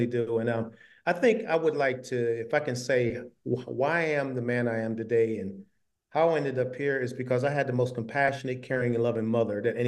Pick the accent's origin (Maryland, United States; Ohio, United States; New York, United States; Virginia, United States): New York, United States; Syracuse; moved away; she was speaking at my hometown. They invited me back. You know, hometown guy does good.